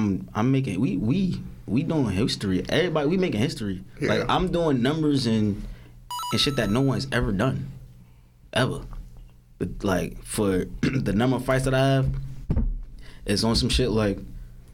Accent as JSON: {"language": "English", "town": "Newark", "region": "New Jersey", "country": "United States", "tie": "born or raised there", "said": "I'd rather fight in my hometown"}